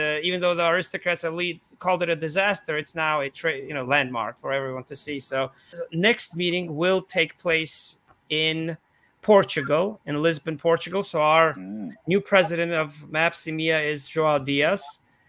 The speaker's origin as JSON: {"language": "English", "country": "Georgia", "tie": "born there", "said": "This is Tbilisi, Georgia, because I was born in Eastern Europe in the small country."}